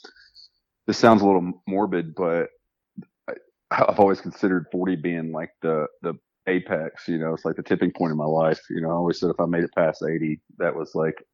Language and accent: English; Arkansas, United States; I was born in Arkansas, and I started hunting there